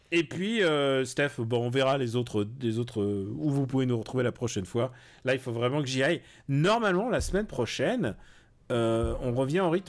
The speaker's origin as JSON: {"language": "French", "country": "Russia", "said": "je suis russe, hein, je sais ce que c'est, comment magouiller"}